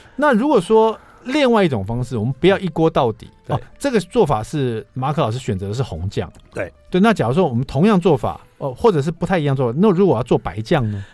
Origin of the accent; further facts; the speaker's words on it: Taiwan; 用我们台湾人最爱用的这个